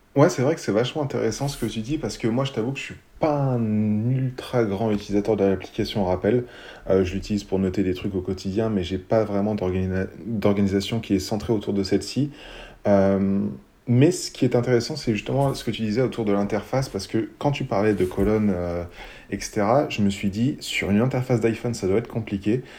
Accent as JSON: {"language": "French", "country": "France", "said": "on est français"}